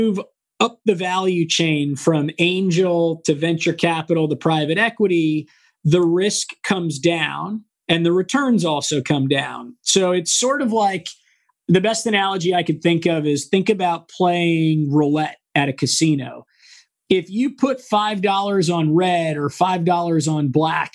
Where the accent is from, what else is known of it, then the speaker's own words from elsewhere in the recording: San Diego, California, United States; moved away as an adult; also born or lived in Washington, D.C.; born and raised in San Diego